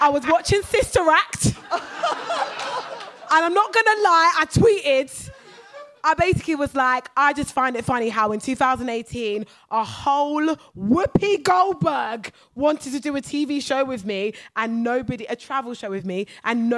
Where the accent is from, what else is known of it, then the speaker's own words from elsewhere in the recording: Brighton, South East England, United Kingdom; And I'm from Brighton as well